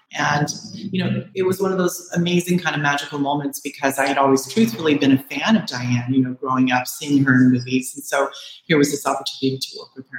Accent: Bay Area, California, United States; also born or lived in Orange County / Los Angeles; now in Southern California, United States; I'm from the Bay Area. I grew up there and then I moved to Orange County and then Los Angeles

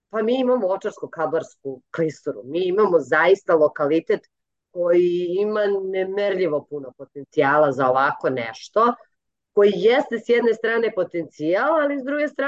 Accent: Gornji Milanovac, Šumadija and Western Serbia, Serbia; ja sam iz Gornjeg Milanovca

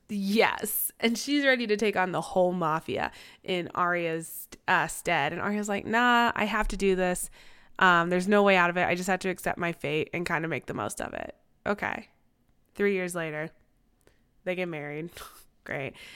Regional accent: Kansas City, Missouri, United States; I'm biracial. I grew up in Kansas City.

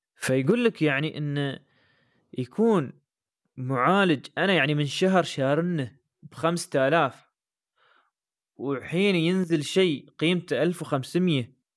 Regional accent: United Arab Emirates; عندنا في الامارات مش موجود

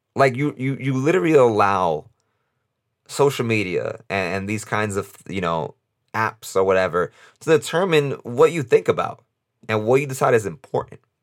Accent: New York City, New York, United States; I'm from New York City and I'm from New York, my vote matters less in New York

